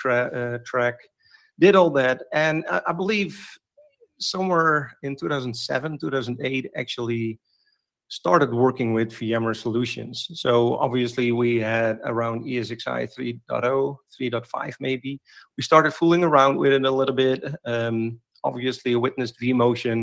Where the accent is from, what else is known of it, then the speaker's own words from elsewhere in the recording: Netherlands; here in the Netherlands, which is actually pretty close to my hometown